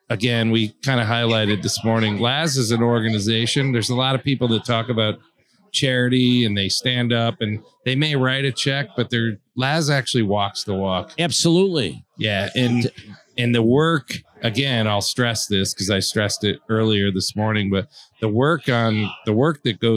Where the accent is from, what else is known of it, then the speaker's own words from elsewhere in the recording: New York, United States; from New York, so yeah